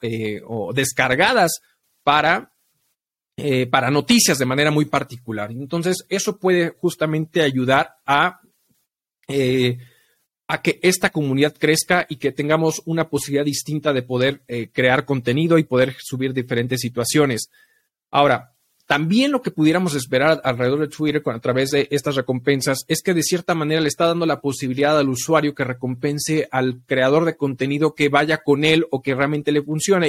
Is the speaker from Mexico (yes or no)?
yes; Mexico; como mexicanos